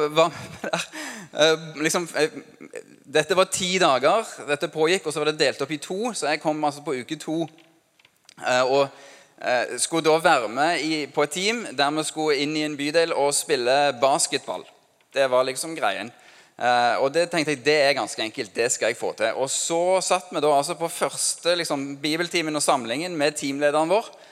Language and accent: Norwegian; Norway; norsk som meg